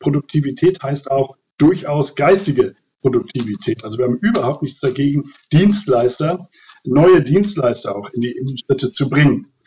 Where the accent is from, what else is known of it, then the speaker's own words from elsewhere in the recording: Lübeck, Schleswig-Holstein, Germany; in meiner Heimatstadt Lübeck